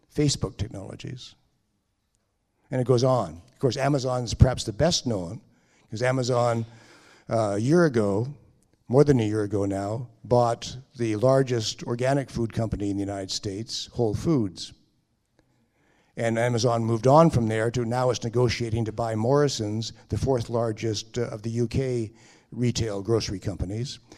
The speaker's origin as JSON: {"language": "English", "country": "Canada", "said": "I'm speaking as a Canadian"}